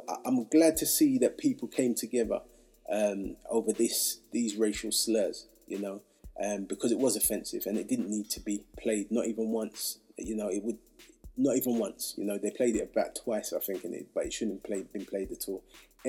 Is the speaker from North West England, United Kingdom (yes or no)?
no; Hackney, London, United Kingdom; You know, and look, I'm from Hackney.